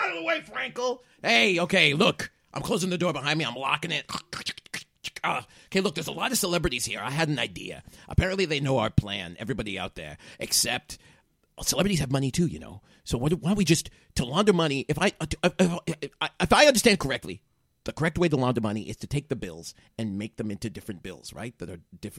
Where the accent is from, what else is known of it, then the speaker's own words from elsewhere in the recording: United Kingdom; Sorry, I realize I am British, so I call it the toilet.